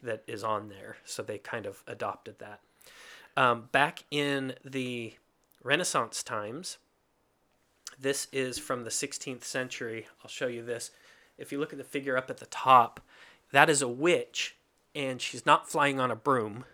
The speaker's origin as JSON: {"language": "English", "region": "Kentucky", "country": "United States", "tie": "born or raised there", "also_born_or_lived": "Hungary", "moved": "yes", "said": "I grew up in Kentucky"}